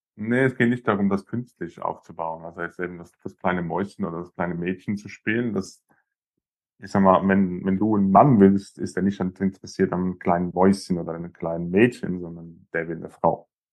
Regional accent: Zurich, Switzerland; bei uns in Zürich, in der Schweiz

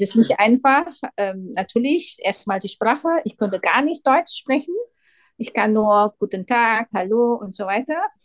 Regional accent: Indonesia; German is a second language; moved away as an adult; now in Germany; in meinem Heimatland

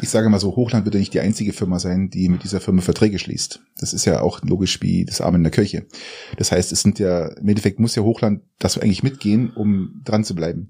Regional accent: Garmisch-Partenkirchen, Bavaria, Germany; Ich komme aus Garmisch

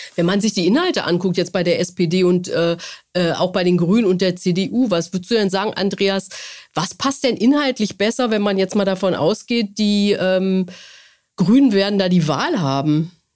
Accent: North Rhine-Westphalia, Germany; ich komme ja auch aus Nordrhein-Westfalen

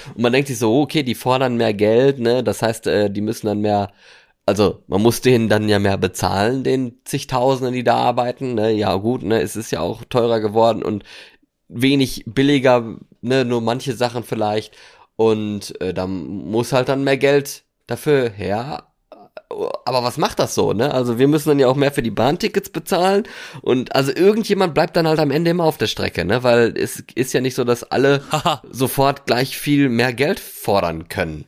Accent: Germany; ich komme nicht aus Deutschland. komme ich

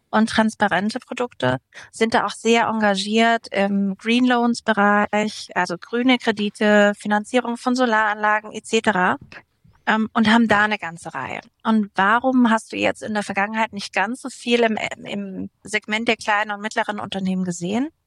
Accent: Würzburg, Bavaria, Germany; Genau, den Dirk Nowitzki, der aus meiner Heimatstadt kommt.

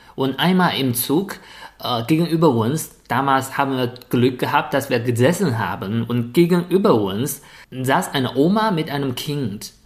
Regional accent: a village near Shijiazhuang, Hebei, China; German is a second language; moved away as an adult; now in Germany; weil ich von einem Dorfkind zu einem Stadtkind geworden bin

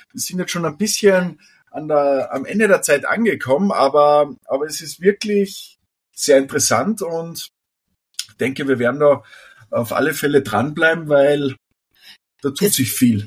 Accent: Austria; bei uns in Österreich

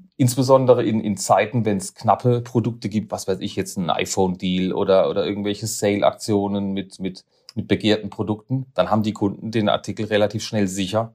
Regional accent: Karlsruhe, Baden-Württemberg, Germany; moved away as an adult; also born or lived in Neckarsulm; now in Basel, Switzerland; Ich bin Karlsruher

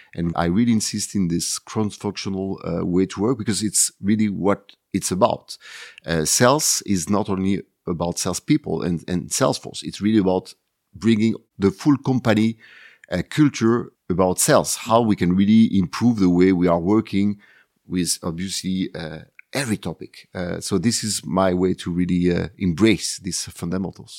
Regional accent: Marseille, Provence-Alpes-Côte d'Azur, France; Marseille is my hometown, uh, the city, uh, where everything starts for me.

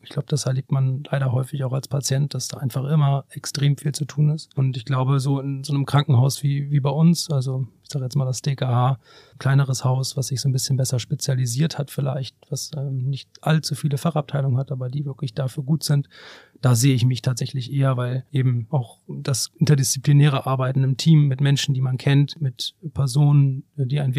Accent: Hamburg, Germany; ich komme aus Hamburg, mein Herz schlägt natürlich irgendwie auch hier, meine ganze Familie und Freunde leben hier.

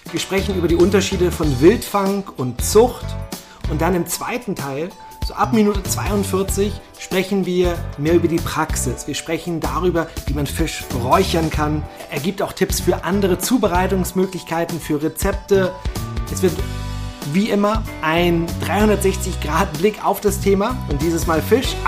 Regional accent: Berlin, Germany; ich bin ja selber Berliner

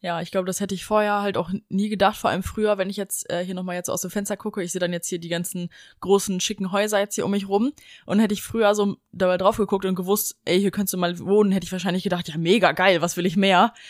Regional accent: Germany; als Deutscher

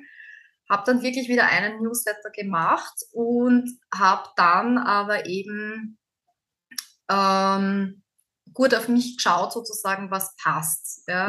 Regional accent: Austria; bei uns in Österreich

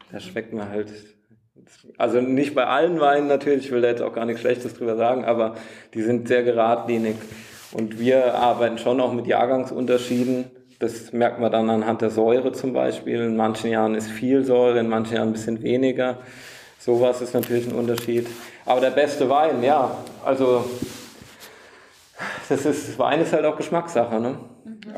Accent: Wachenheim, Rhineland-Palatinate, Germany; ich komme aus Wachenheim, da sieht man halt auch öfter mal einen Traktor und drumherum

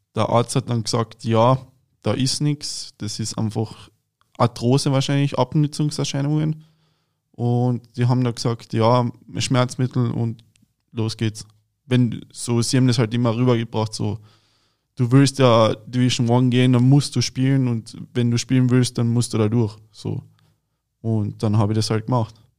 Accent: Klagenfurt-Land, Carinthia, Austria; now in Berlin, Germany; ich bin aus Klagenfurt-Land, das ist in Kärnten in Österreich

